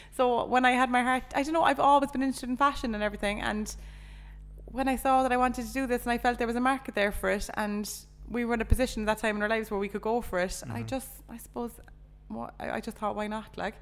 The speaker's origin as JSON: {"language": "English", "town": "Cork", "region": "Munster", "country": "Ireland", "also_born_or_lived": "Ballyhea, near Charleville", "moved": "as an adult", "lives_now": "Charleville, Ireland", "said": "I'm from Cork City"}